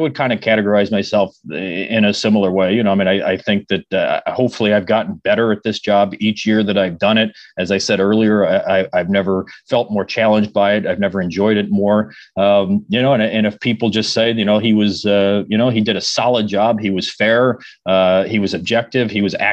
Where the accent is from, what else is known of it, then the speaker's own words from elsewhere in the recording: Cleveland, Ohio, United States; moved away; I was born and raised in Cleveland.